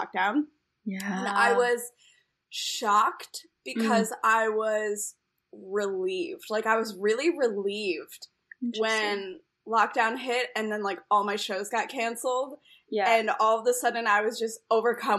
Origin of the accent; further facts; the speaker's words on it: Philadelphia, Pennsylvania, United States; moved away as an adult; now in Chicago, United States; I'm from Philadelphia, so I used to play like on the sidewalk in Philly when I was a kid